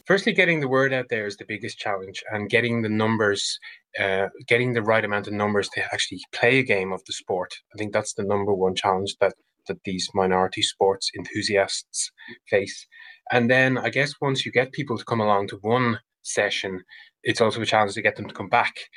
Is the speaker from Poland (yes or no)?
no; Ireland; now in Finland; I'm Irish